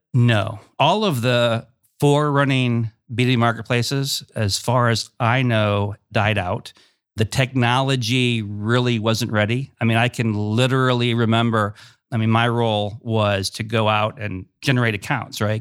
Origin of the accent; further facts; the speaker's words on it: Ravenna, Ohio, United States; moved away as an adult; also born or lived in Cleveland, Ohio; now in Columbus, United States; I grew up in Northeast Ohio, small city called Ravenna